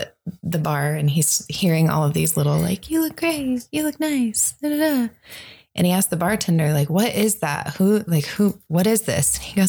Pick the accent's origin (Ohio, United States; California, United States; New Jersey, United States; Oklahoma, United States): Ohio, United States; now in Las Vegas, United States; I've been in Las Vegas for 14 years, originally from Ohio.